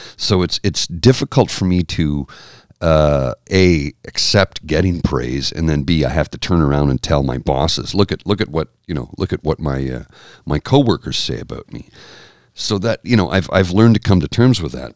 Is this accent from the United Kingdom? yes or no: no; Canada; I'm Canadian